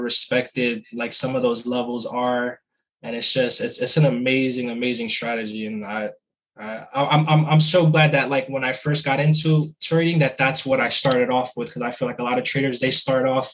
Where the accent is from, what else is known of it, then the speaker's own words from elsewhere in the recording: New Jersey, United States; Currently from New Jersey, born and raised in New Jersey